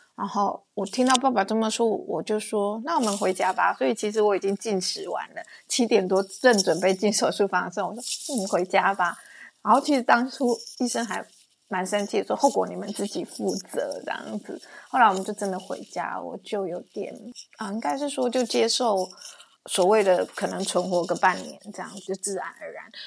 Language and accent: Chinese; Hsinchu, Taiwan; moved away as an adult; also born or lived in Switzerland (French-speaking region); now in Switzerland; 我是来自于台湾新竹的